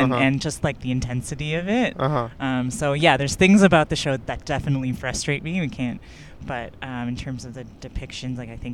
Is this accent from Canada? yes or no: yes; Toronto, Ontario, Canada; I grew up in North York. I went to high school in North York.